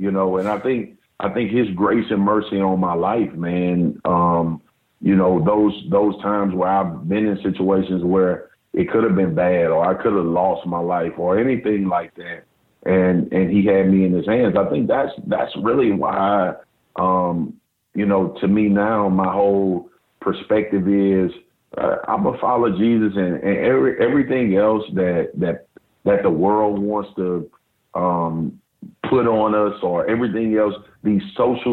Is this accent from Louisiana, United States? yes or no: yes; Baton Rouge, Louisiana, United States; I grew up in South Baton Rouge